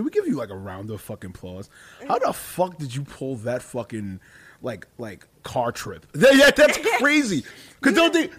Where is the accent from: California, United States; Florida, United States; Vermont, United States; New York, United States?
New York, United States; New York City; I'm a Harlem and Queens guy